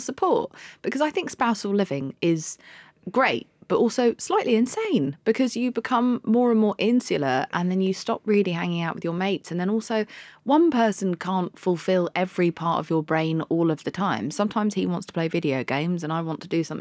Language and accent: English; London, United Kingdom; moved away as an adult; also born or lived in Spain / Pakistan; I'm from London. I was raised a bit in Spain. Bit in Pakistan, but most of my life has been in London, and I left at 28